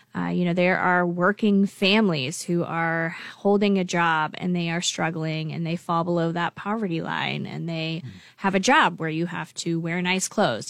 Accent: Lincoln, Nebraska, United States; I grew up in Lincoln, uh, and I went to Lincoln Public Schools here

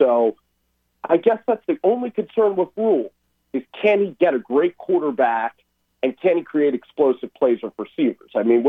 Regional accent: Philadelphia, Pennsylvania, United States; I'm actually from Philadelphia

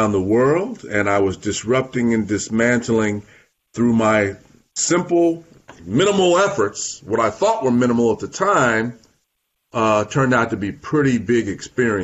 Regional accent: Montclair, New Jersey, United States; also born or lived in Massachusetts / New York City; I'm born and raised in New Jersey, born in Montclair, New Jersey.

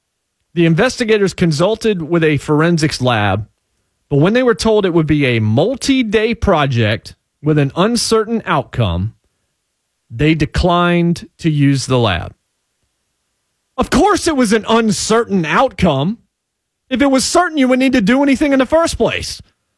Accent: Martinsville, Virginia, United States; born there; now in Nashville, United States; considering I was born in Martinsville, Virginia, you know, that's been some part of my life, to be sure.

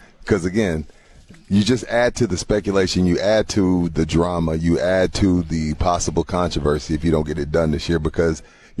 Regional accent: San Antonio, Texas, United States; I think he forgot. We're from San Antonio.

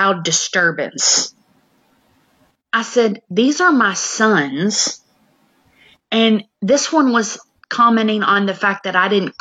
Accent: Clarksville, United States; this is my hometown, where both of them went to school. Clarksville is not a big place

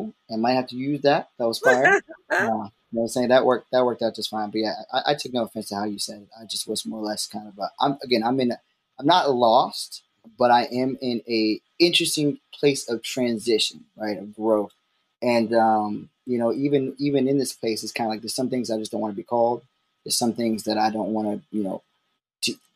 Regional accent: Baltimore, Maryland, United States; I'm from Baltimore, so it's a slight accent

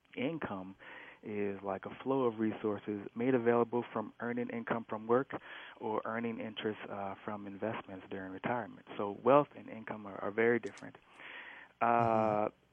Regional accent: Minneapolis, Minnesota, United States; moved away as an adult; also born or lived in St. Paul / New York; I grew up grew up in North Minneapolis

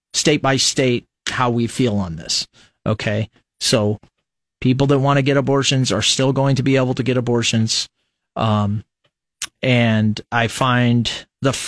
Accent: Fremont, Nebraska, United States; growing up in Fremont, Nebraska

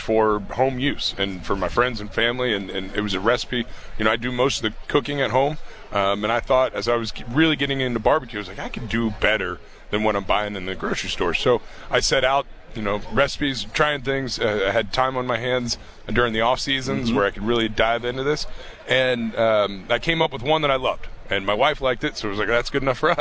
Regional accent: Dayton, Ohio, United States; I grew up in Dayton, Ohio.

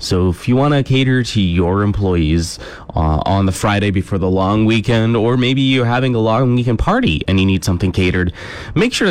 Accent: Cambridge, Ontario, Canada; my hometown of Cambridge, Ontario

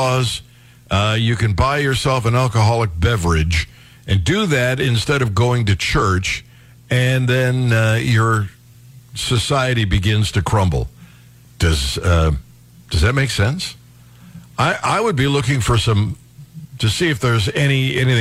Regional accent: Cleveland Heights, Ohio, United States; I grew up in Cleveland Heights

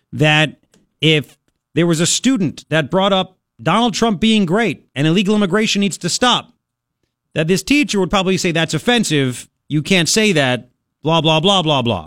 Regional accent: Long Island, New York, United States; growing up on Long Island, when I did

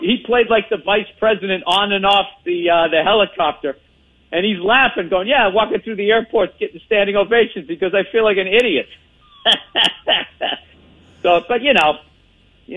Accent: Boston, Massachusetts, United States; accent: Boston; I saw myself in a cowboy shirt with a Boston accent

